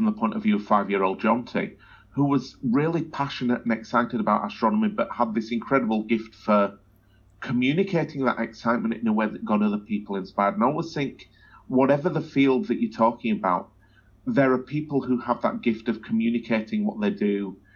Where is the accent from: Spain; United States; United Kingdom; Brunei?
United Kingdom; Wakefield, Yorkshire and the Humber; now in Australia; I grew up in a place called Wakefield